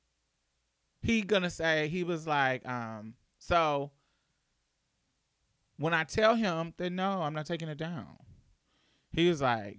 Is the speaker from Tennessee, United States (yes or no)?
no; Indianapolis, Indiana, United States; moved away as an adult; So because I was from Indianapolis, I was clicked with the northern people.